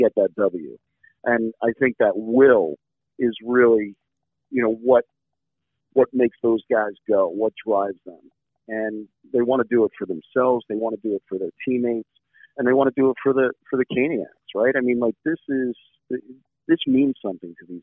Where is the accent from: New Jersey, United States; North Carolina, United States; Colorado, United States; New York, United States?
New Jersey, United States; growing up in New Jersey